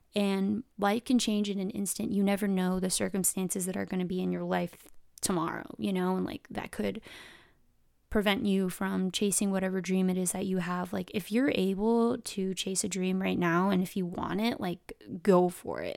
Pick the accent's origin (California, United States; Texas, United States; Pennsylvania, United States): California, United States; San Diego; also born or lived in Riverside, California; I live in San Diego, California, SoCal, born and raised